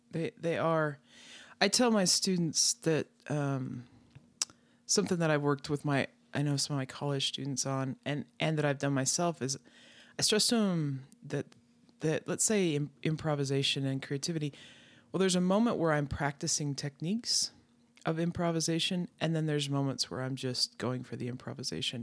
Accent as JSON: {"language": "English", "region": "Wyoming", "country": "United States", "tie": "born or raised there", "said": "I grew up in Wyoming, out in the middle of the country, so in ranch country"}